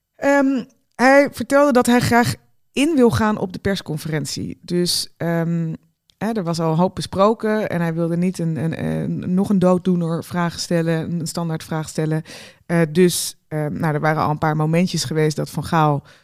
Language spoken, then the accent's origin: Dutch; Netherlands; we daar nog als Nederlanders